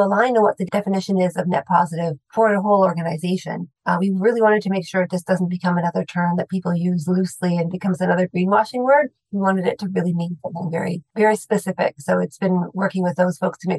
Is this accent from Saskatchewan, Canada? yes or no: yes; Saskatchewan, Canada; I grew up in Saskatchewan